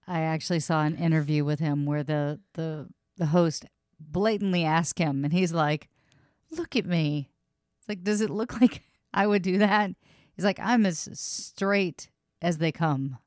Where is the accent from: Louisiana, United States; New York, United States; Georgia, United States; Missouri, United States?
Louisiana, United States; I was born in Louisiana.